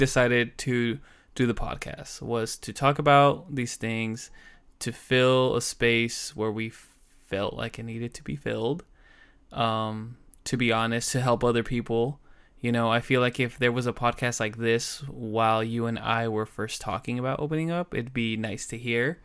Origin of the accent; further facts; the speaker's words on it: Southern California, United States; also born or lived in Los Angeles; I am from Southern California